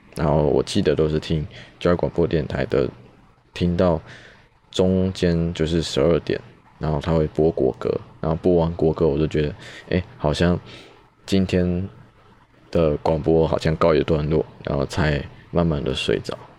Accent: New Taipei, Taiwan; also born or lived in Chiayi / Tainan / Taichung; 我在嘉义出生，在台南长大，小时候比较熟悉的生活圈都是在北台南。那幼稚园后就在新北跟台北就学

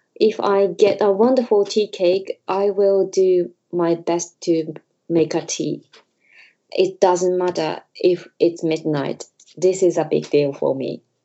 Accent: Hyogo, Japan; English is a second language; moved away as an adult; also born or lived in London, United Kingdom; now in Tokyo, Japan; I was born in Hyogo near Osaka. I studied interior design in Tokyo, so I moved to Tokyo.

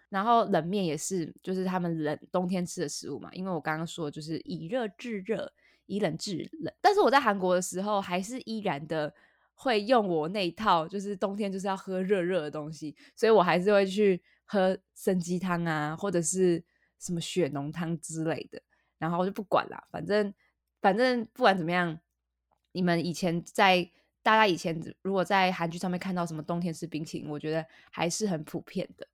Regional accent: Taiwan; moved away; 我们都台湾人

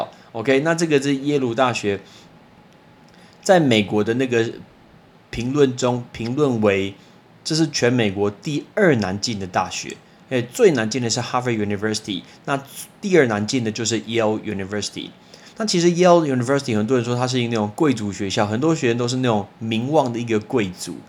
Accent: Taiwan; 有一个很有名的人是我们台湾人

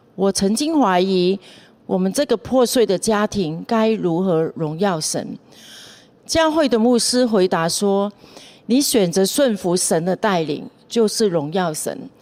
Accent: Hong Kong; moved away as an adult; also born or lived in Taiwan; now in Taipei, Taiwan; 我在香港出生长大，从小跟着家人一起去教会

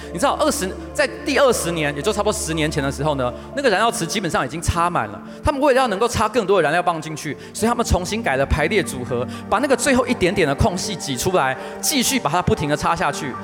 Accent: Taoyuan, Taiwan; also born or lived in Taipei; 我是桃园人

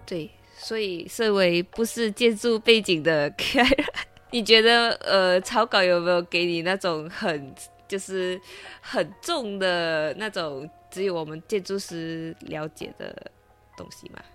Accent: Malaysia; 身为马来西亚人

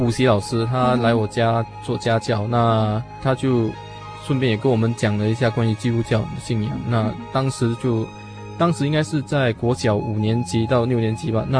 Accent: Singapore

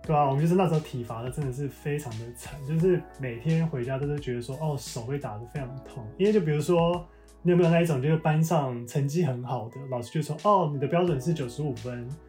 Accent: Zhongli, Taoyuan, Taiwan; moved away as an adult; also born or lived in New York, United States; now in San Francisco, United States; 我是来自桃园中立的客家人，然后目前呢，我跟我老公住在旧金山的

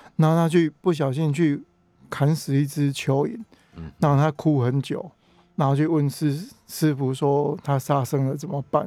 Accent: Taiwan; 小时候自己就是开干妈店的挖工对了，所以我就是在那边长大，我算混血儿啦

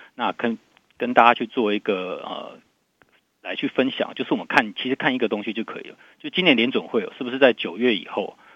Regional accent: Taiwan; 然后我们台湾这边有这个，呃，地方的选举

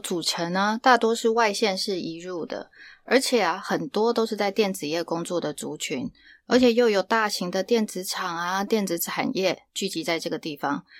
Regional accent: Hsinchu, Taiwan; 不管是我是新竹人，像这样直接得到地方上正确讯息，这个对大家来说真的是最重要的。

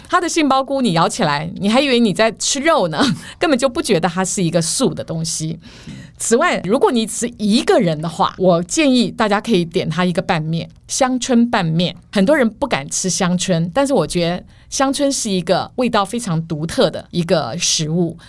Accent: Taiwan; also born or lived in Northeast China (family origin); 客家菜在我们台湾人的心里是有一定举足轻重的地位

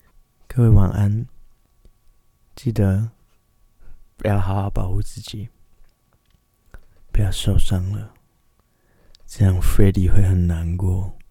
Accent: Tainan, Taiwan; 我是我来自台南。

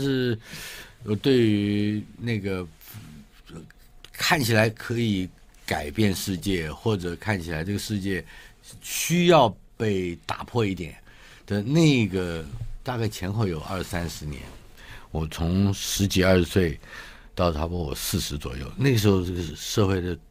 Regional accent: Taipei, Taiwan; 我出生于台北嘛

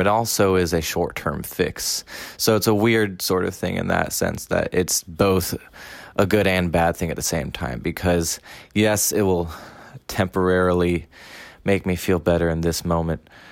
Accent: Washington, District of Columbia, United States; now in Taiwan; I am from Washington, D.C., in the United States, and have been living in Taiwan for two and a half years.

